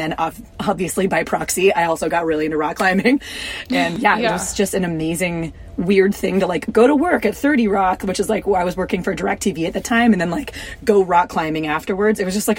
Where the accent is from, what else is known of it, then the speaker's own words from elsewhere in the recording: Southern US, United States; Yeah, growing up in the South was actually kind of great. It was like super suburban, really hot, really muggy.